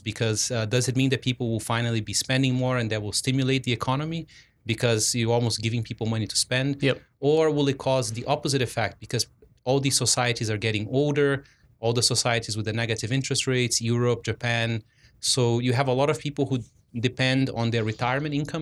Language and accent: English; Brazil; moved away; I'm originally from Brazil